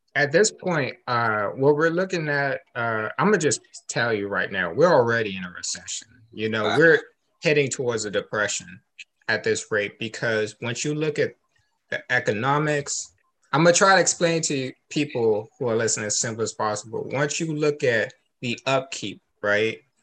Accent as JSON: {"language": "English", "country": "United States", "said": "I'm American too"}